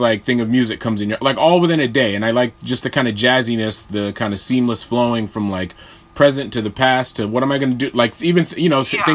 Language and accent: English; Springfield, Massachusetts, United States; growing up in Western Massachusetts at the Springfield Civic Center